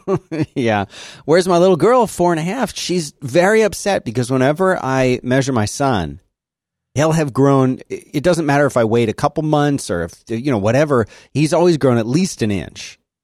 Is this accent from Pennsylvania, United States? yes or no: yes; Philadelphia, Pennsylvania, United States; growing up in Philadelphia